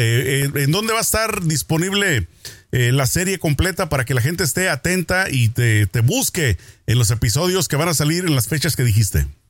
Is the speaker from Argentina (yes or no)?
no; Mexico; yo crecí en México